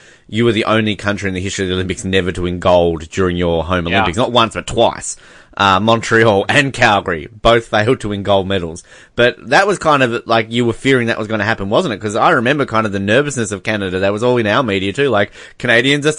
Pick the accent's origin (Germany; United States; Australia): Australia; we're Australian